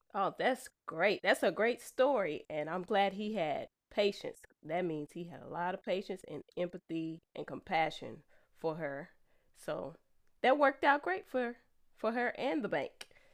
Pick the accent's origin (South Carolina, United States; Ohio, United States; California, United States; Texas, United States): Texas, United States; Austin; I'm from the Austin area